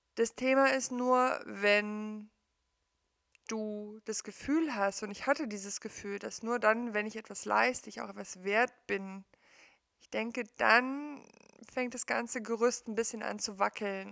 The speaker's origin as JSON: {"language": "German", "region": "East Germany", "country": "Germany", "tie": "born or raised there", "said": "ich bin im Osten aufgewachsen, in der DDR aufgewachsen"}